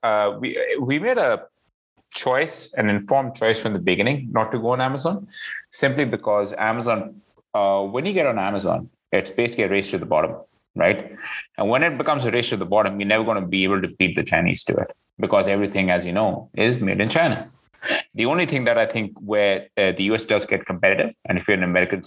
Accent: Mumbai, Maharashtra, India; moved away as an adult; also born or lived in London, United Kingdom; now in Canada; I was born in India in Mumbai. Lived there till I was an adult

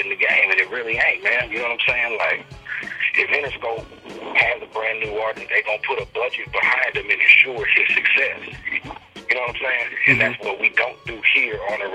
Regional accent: Oceanside, California, United States; I'm from Oceanside.

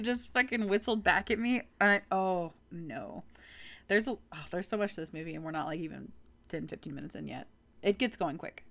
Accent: Texas, United States; I'm from Texas

